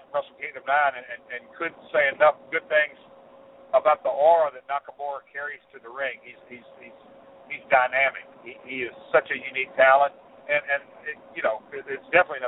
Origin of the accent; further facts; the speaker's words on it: Nashville, Tennessee, United States; I'm from Nashville and around the music business quite a bit